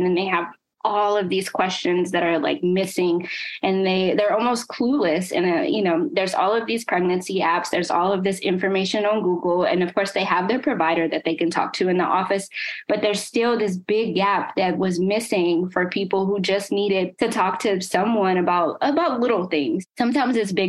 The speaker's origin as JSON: {"language": "English", "town": "Nashville", "region": "Tennessee", "country": "United States", "moved": "as an adult", "lives_now": "New Jersey, United States", "said": "I'm from Nashville, so I constantly go back and forth"}